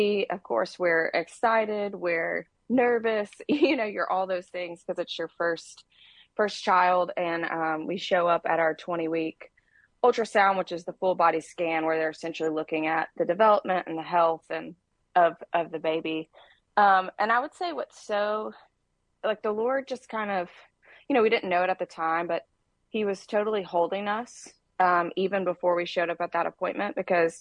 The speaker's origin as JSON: {"language": "English", "town": "Birmingham", "region": "Alabama", "country": "United States", "moved": "as an adult", "lives_now": "Nashville, United States", "said": "I am actually from Birmingham, Alabama, and I moved to Nashville a little over 10 years ago"}